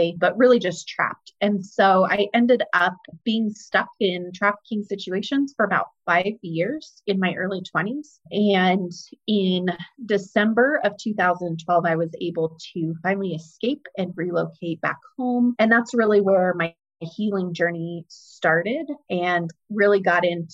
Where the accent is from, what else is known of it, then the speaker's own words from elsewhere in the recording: Greeley, Colorado, United States; I was born and raised in Greeley, Colorado